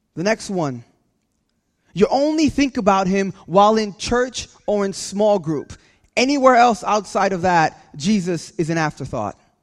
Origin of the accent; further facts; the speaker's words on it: California, United States; now in New Jersey, United States; I'm from California